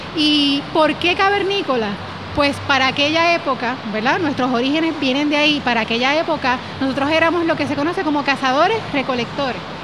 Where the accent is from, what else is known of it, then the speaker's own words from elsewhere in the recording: Yauco, Puerto Rico; moved away as an adult; also born or lived in Cayey, Puerto Rico; now in Dorado, Puerto Rico; salí de Yauco y no regreso a visitar a mami